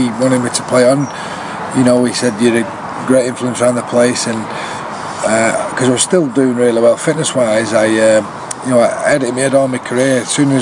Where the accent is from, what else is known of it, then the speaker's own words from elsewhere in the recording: Salford, North West England, United Kingdom; being a Salford lad, still a Salford fan